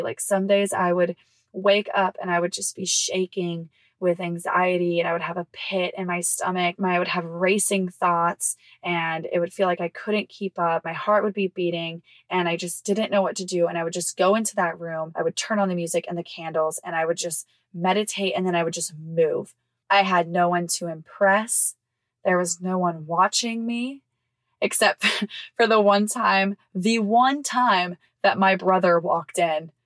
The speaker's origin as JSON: {"language": "English", "region": "Mississippi", "country": "United States", "tie": "born or raised there", "moved": "yes", "said": "my hometown in Mississippi"}